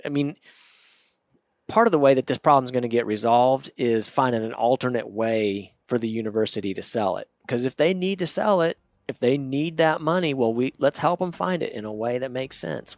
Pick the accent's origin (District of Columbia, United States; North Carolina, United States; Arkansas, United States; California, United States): Arkansas, United States; Northwest; I grew up in Northwest Arkansas.